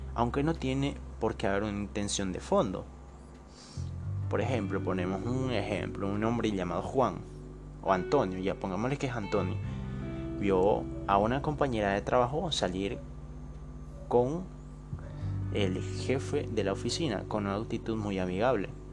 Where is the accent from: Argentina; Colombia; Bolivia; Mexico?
Bolivia; Yo soy boliviano, tengo 21 años